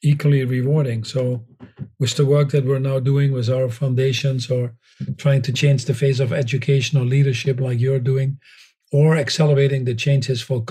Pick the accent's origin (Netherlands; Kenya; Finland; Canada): Netherlands; moved away; that I was born in the Netherlands